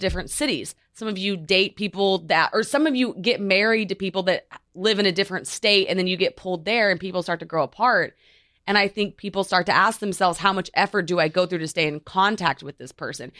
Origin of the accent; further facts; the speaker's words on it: Oklahoma, United States; moved away as an adult; also born or lived in Los Angeles; now in New York, United States; I'm obviously from Oklahoma